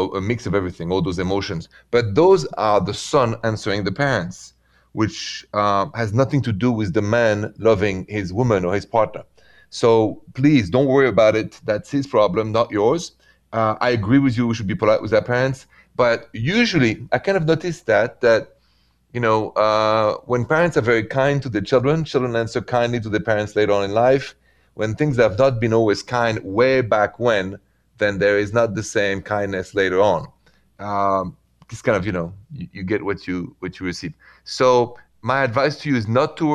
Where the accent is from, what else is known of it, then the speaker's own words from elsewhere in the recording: France; accent: French; My accent is French